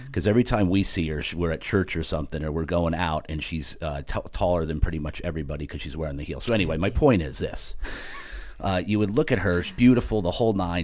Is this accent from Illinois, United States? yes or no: no; New Jersey, United States; I'm from Jersey